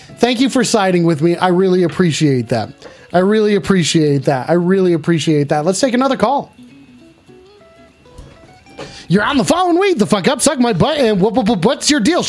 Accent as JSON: {"language": "English", "country": "New Zealand", "said": "Yeah, dude, I was born in New Zealand. I'm a Kiwi, baby. Right, I'm just a simple Kiwi."}